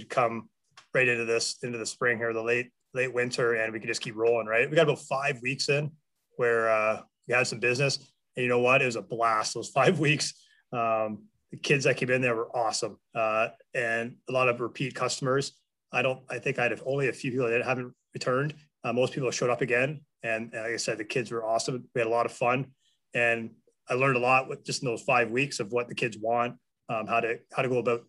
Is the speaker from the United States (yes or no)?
no; Port Elgin, Ontario, Canada; moved away as an adult; now in Kincardine, Canada; I never left Port Elgin